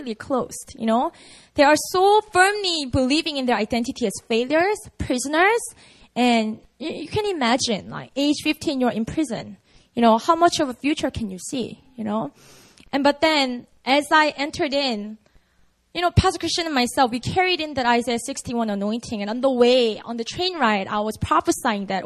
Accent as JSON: {"language": "English", "region": "Busan", "country": "South Korea", "tie": "born or raised there", "said": "Busan, that's my hometown"}